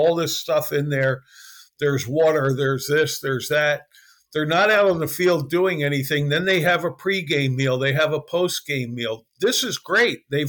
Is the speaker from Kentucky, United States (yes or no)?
no; Philadelphia, Pennsylvania, United States; I grew up in Philly